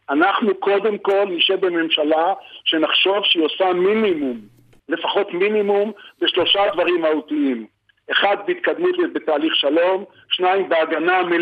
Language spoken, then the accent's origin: Hebrew; Tel Aviv, Tel Aviv District, Israel; born there; now in Lahav, Israel; אני נולדתי בתל אביב, ואני את רוב חיי גר בלהב